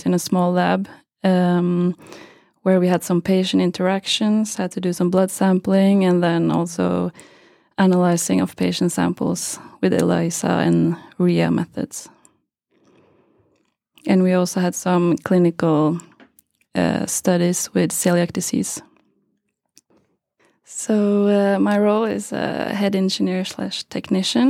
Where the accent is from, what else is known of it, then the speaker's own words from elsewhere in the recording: Geilo, Buskerud, Norway; also born or lived in Trondheim, Norway; I'm from Norway, a small place called Geilo in the mountains